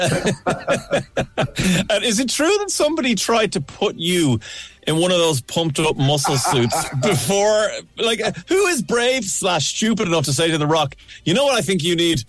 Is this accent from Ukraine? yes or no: no; Ireland; as an Irishman